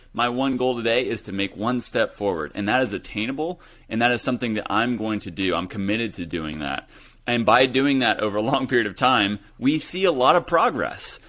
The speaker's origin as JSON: {"language": "English", "town": "Hutchinson", "region": "Kansas", "country": "United States", "tie": "born or raised there", "also_born_or_lived": "Los Angeles, California", "moved": "as an adult", "said": "that's where I grew up, Hutchison, Kansas, small town U S"}